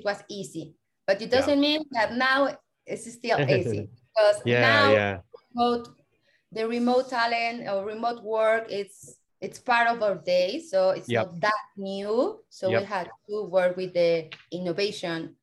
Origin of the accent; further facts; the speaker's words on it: Mexico; I'm here studying with you in Europe, and I'm from Mexico.